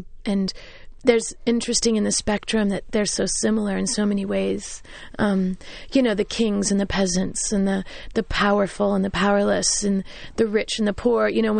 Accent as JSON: {"language": "English", "region": "Kansas", "country": "United States", "tie": "born or raised there", "lives_now": "New York, United States", "said": "it's bigger than the house I grew up in Kansas."}